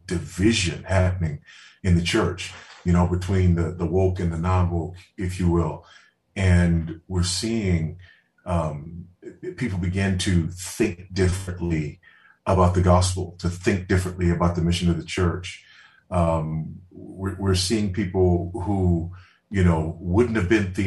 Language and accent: English; Los Angeles, California, United States; also born or lived in Houston, Texas / San Antonio, Texas; now in Zambia; I grew up in Los Angeles, spent most of my life in Houston. Went to high school there in San Antonio